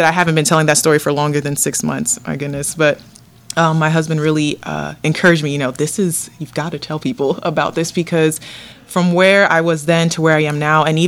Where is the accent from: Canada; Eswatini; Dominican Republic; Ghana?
Dominican Republic; now in Ohio, United States; I was born in Dominican Republic.